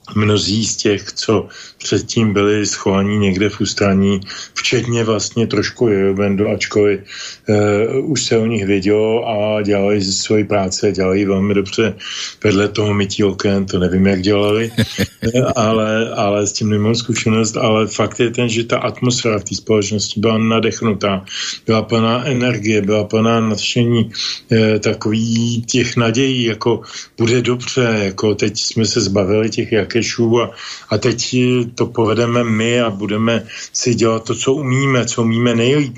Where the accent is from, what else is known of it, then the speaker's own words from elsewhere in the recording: Pardubice, Pardubice Region, Czechia; also born or lived in village near Prague; now in near Prague, Czech Republic; rybity je součást města Pardubic, odkud pocházím